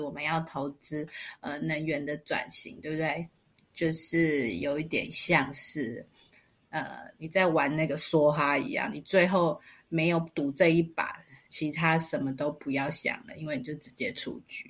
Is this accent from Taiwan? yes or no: yes; Taiwan; 我们台湾小国寡民的